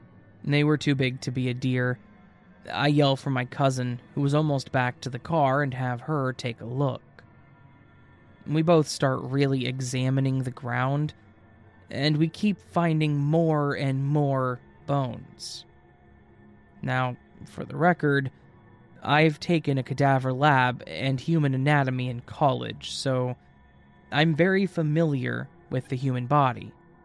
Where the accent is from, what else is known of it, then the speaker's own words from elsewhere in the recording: Midwest, United States; I grew up in the Midwest of the U.S., when I was a senior in high school, I was out for a hike at a local trail in the National Forest.